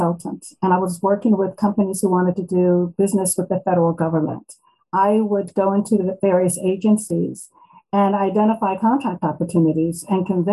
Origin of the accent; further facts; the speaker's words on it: Maryland, United States; I was born and raised in Maryland